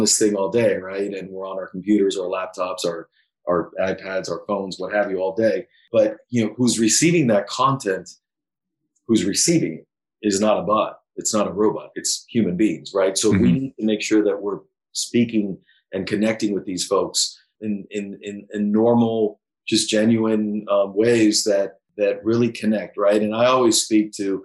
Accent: Miami, Florida, United States; I was born in Miami, Cuban parents, I'm Cuban American

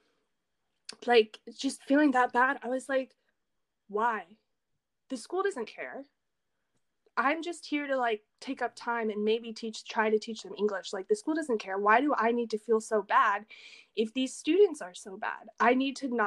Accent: the South, United States; moved away as an adult; also born or lived in France; now in Seosan, South Korea; I come from the South

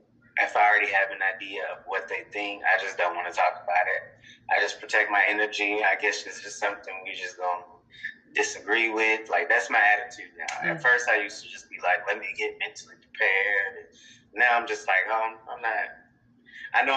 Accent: Deep South, United States; I come from the Deep South, Christian, Deep South culture, small town

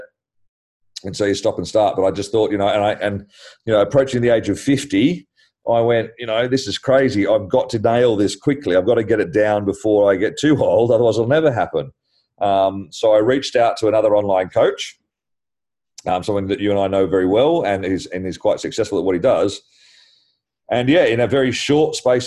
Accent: Australia; now in London, United Kingdom; being Australian

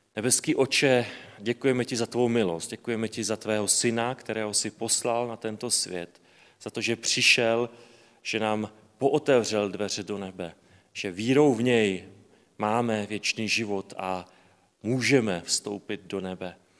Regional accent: Slovakia; já jsem Slovák

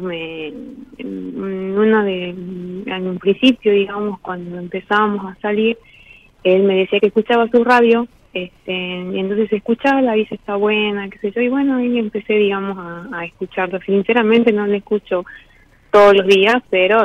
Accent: Salta, Argentina; De Salta, de Salta.

